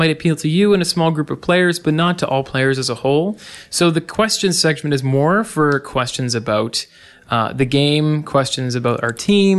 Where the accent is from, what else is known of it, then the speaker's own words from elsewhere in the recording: Canada; I'm sorry that we're so Canadian. Oh, I just apologize for being Canadian. We say about